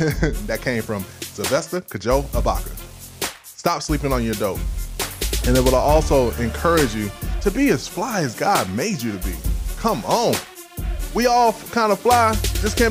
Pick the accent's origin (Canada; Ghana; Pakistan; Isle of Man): Ghana; moved away; I am Ghanaian. I'm an African boy